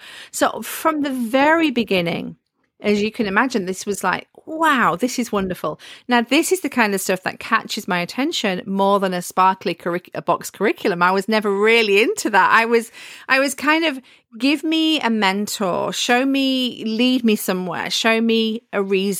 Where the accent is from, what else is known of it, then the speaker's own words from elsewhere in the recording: the north of England, United Kingdom; And I love history as well. And I'm from the North.